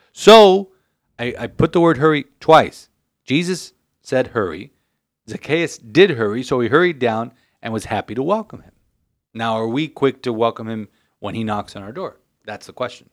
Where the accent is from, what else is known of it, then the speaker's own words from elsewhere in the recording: Miami, Florida, United States; We're from Miami